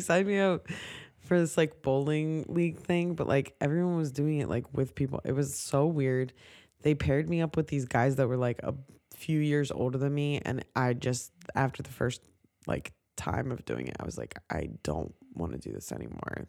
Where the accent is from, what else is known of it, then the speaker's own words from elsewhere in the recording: Ocean City, New Jersey, United States; I grew up in Ocean City